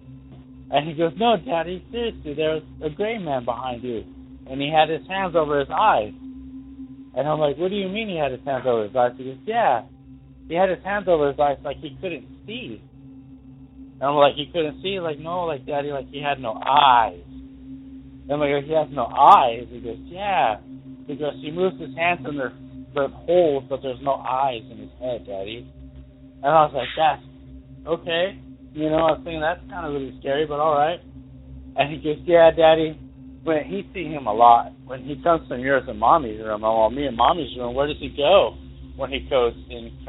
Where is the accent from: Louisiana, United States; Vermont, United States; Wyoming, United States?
Wyoming, United States; Douglas; now in Springfield, United States; I'm from Douglas, Wyoming, originally